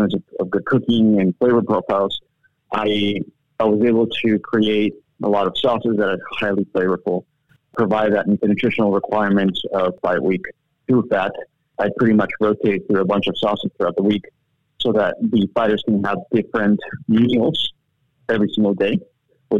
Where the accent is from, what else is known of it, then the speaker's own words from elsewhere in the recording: Bolivia; moved away; I was originally born and raised in South America in this small country called Bolivia, which is the heart of South America.